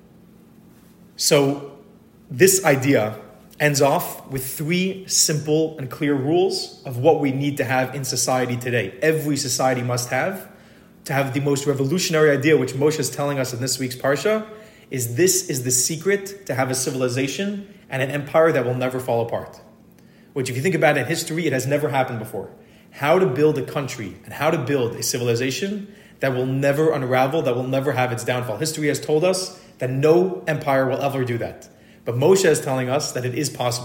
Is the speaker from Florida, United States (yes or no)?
yes; Miami, Florida, United States; now in Netanya, Israel; I grew up in Miami.